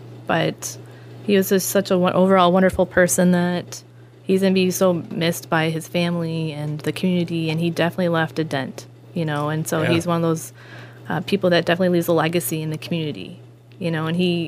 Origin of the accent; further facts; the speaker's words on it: Madelia, Minnesota, United States; also born or lived in Colorado; my faith in who I am growing up from the small town and being from a local, from Medelia